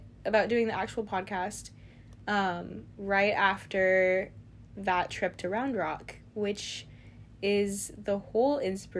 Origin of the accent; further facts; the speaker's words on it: Texas, United States; accent: Southern; We're both from Texas.